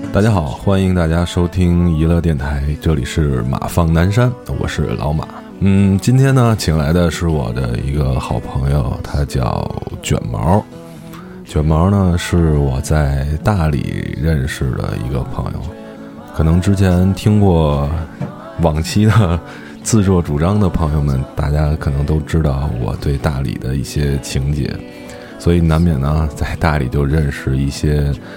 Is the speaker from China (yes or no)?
yes; Beijing, China; 咱北京孩子